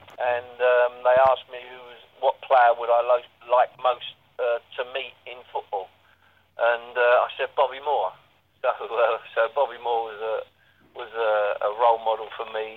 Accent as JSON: {"language": "English", "region": "London", "country": "United Kingdom", "said": "I was come from South London, and most South London boys at my time went to Crystal Palace"}